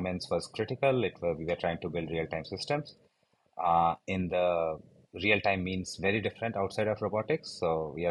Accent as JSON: {"language": "English", "country": "India", "tie": "born or raised there", "said": "So I grew up in India. I did my undergrads here"}